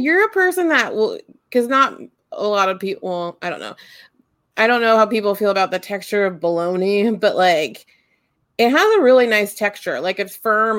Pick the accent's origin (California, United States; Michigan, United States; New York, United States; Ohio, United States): Ohio, United States; also born or lived in Westerville, Ohio; I grew up in the heart of Amish country